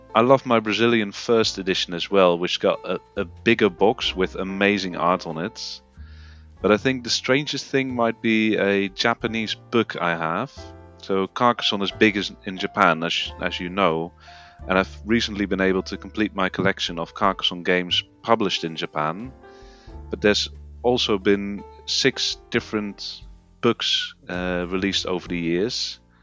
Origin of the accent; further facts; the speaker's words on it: Netherlands; moved away as an adult; now in United Kingdom; I am indeed originally from the Netherlands, but I've lived in the UK for uh, the last five years